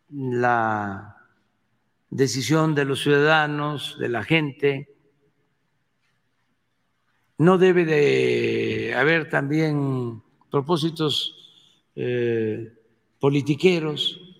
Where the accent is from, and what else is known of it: Mexico